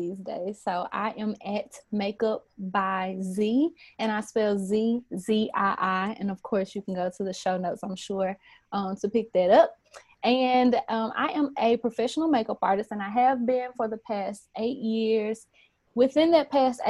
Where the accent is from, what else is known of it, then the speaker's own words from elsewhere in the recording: Memphis, Tennessee, United States; Born and raised in Memphis, grew up in church all my life